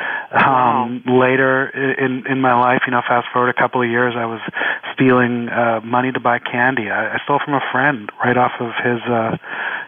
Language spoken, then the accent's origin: English; Canada; now in Los Angeles, United States; I'm Canadian